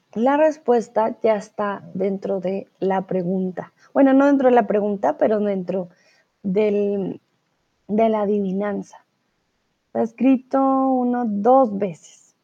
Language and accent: Spanish; Colombia; soy profesora de español, soy de Colombia